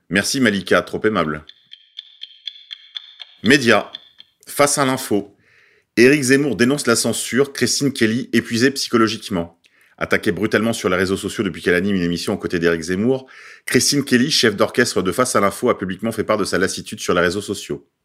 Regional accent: France; Je n'ai pas à m'excuser en tant que blanche et en tant que française.

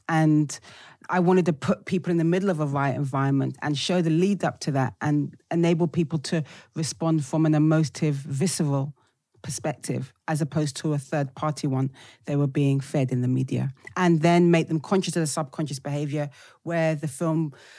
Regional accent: United Kingdom; Even though I'm like a British black chick, the kind of global black experience, what happens in America, really resonates with us black British people.

